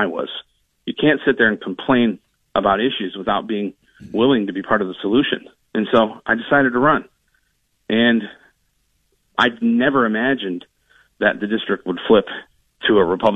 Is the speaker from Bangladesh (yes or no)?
no; Toledo, Ohio, United States; I grew up in Toledo, in the old Polish village in the North End